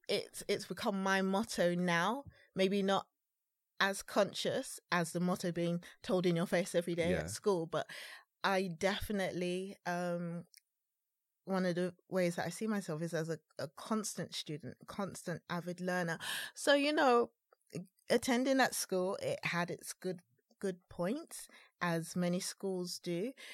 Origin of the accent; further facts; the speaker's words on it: London, United Kingdom; I've mostly lived in East.